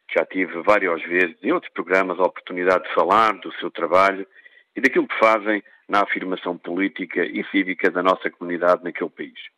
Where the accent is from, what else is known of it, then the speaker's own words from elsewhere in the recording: Portugal; Eu sou português